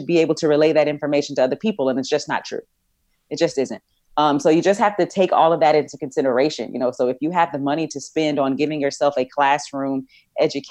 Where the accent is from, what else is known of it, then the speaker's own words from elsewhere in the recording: Texas, United States; I'm from Texas